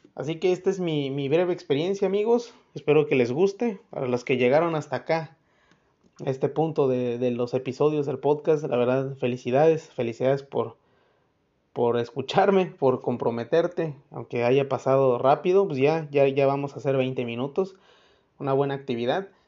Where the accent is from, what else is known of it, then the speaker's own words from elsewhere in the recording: Mexico; nosotros como buenos mexicanos